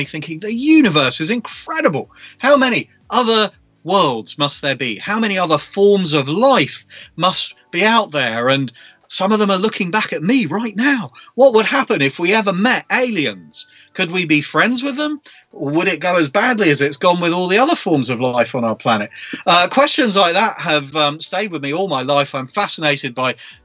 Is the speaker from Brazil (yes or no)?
no; London, United Kingdom; I grew up in London